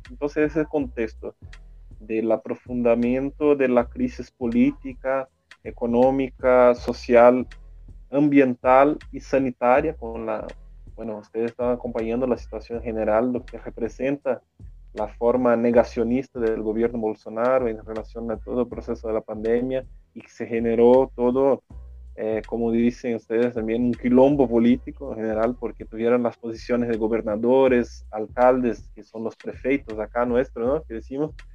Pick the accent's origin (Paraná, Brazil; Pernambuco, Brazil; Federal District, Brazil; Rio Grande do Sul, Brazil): Rio Grande do Sul, Brazil; Spanish is a second language; moved away as an adult; now in São Paulo, Brazil; Yo soy gaucho también, de Río Grande